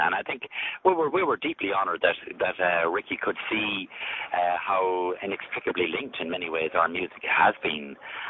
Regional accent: Sligo, Connacht, Ireland; also born or lived in County Offaly; But very early on, I moved to Sligo, and I grew up in Sligo.

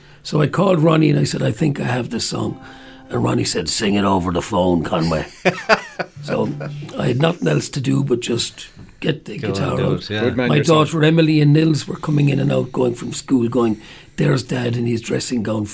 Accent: Ireland; we're Irish, we're from an island

